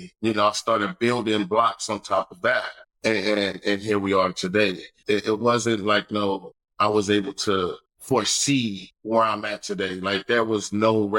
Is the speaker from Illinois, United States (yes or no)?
no; Los Angeles, California, United States; Right out of the Jordandale Housing Projects, born and raised